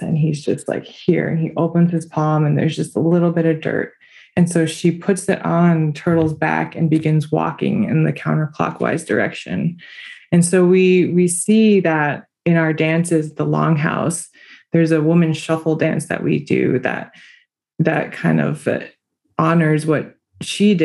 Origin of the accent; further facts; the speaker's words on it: Cattaraugus territory, New York, United States; I come from the Cattaraugus territory